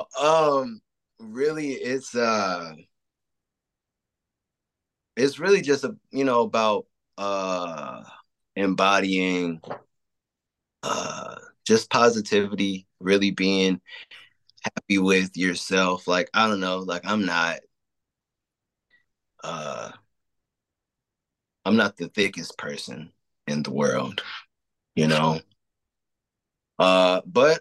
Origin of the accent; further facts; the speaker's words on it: Chicago, Illinois, United States; I'm from Chicago